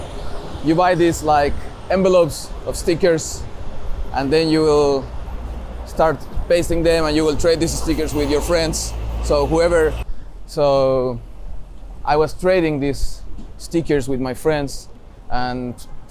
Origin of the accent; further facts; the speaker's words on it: Viña del Mar, Valparaíso, Chile; moved away as an adult; also born or lived in Santiago, Chile; I was born in Santiago, in Chile. But I did most of my early living in Viña del Mar.